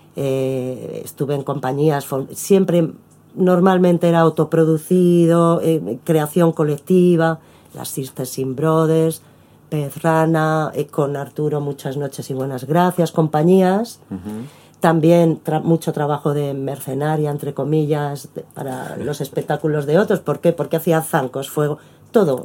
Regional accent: Madrid, Community of Madrid, Spain; moved away as an adult; also born or lived in Buenos Aires, Argentina; now in Argentina; yo me crié en Madrid

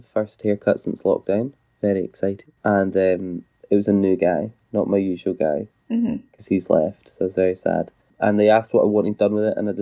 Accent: United Kingdom; I am British. Not by choice, but I am British

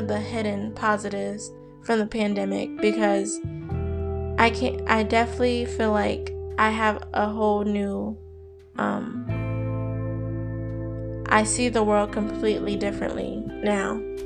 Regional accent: New Jersey, United States; moved away; also born or lived in Maryland; my home in Jersey

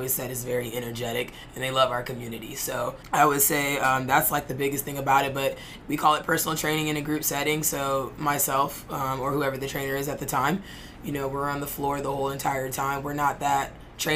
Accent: Charlotte, North Carolina, United States; now in Florida, United States; We're originally from Charlotte

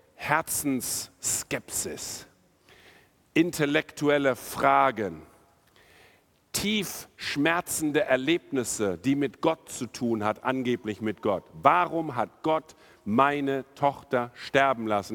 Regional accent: India; also born or lived in North Rhine-Westphalia, Germany / Tostedt, Germany; now in Germany; ich bin in Indien aufgewachsen

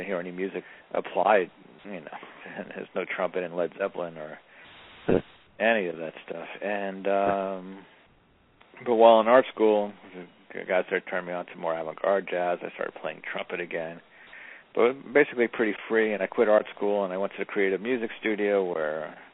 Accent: New York City, New York, United States; I grew up in Jackson Heights, Queens

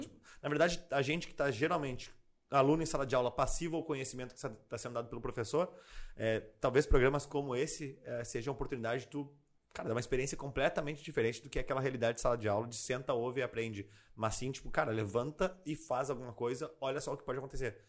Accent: Porto Alegre, Rio Grande do Sul, Brazil; also born or lived in Nova Bassano, Rio Grande do Sul; Mas nasci lá e morei praticamente a vida inteira em Porto Alegre.

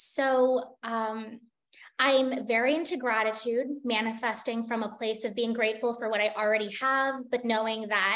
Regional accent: United States; moved away as an adult; also born or lived in Singapore; an American living in Singapore

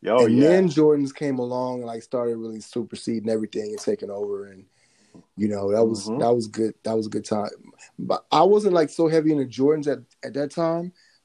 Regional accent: Mississippi, United States; also born or lived in Alabama / Tennessee; So I grew up in Mississippi and Alabama, a little bit of time in Tennessee.

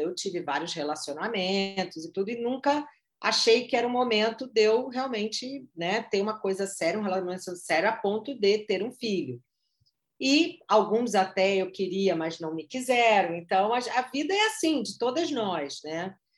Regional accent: Rio de Janeiro, Brazil; sou carioca

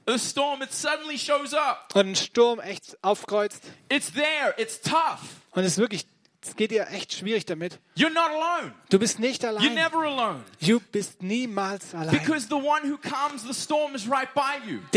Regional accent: Baden-Württemberg, Germany; I, ich komme aus dem Ländle. Ich {S0} bin Schwabe.

